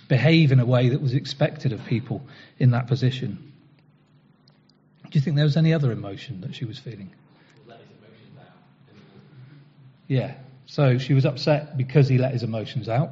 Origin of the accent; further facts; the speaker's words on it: United Kingdom; we're far too good at controlling them as British people